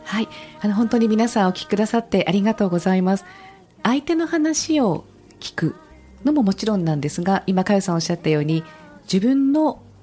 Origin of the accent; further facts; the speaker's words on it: Yokohama, Kanagawa, Japan; 横浜で育ったので